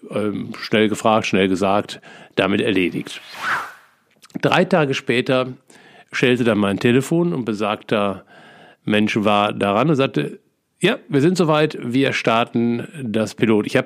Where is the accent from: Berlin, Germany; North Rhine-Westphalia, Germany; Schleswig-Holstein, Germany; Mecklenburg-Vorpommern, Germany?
North Rhine-Westphalia, Germany; als äh, ehemaliges Kind des Ruhrgebiets liebe ich Theken. Ich bin sozusagen in der Theke groß geworden